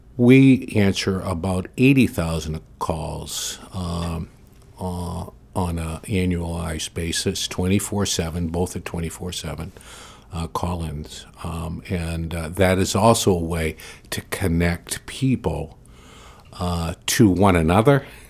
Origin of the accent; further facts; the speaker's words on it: Portland, Maine, United States; I was born and raised in Portland